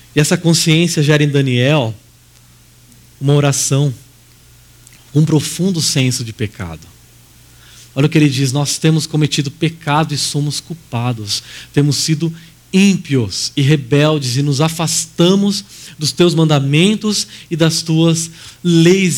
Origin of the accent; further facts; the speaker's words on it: Brazil; nós brasileiros